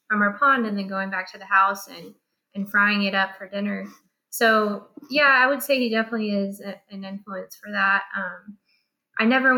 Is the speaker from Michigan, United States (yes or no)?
no; Navasota, Texas, United States; also born or lived in Arizona; I grew up in Navasota, Texas, on a cattle ranch.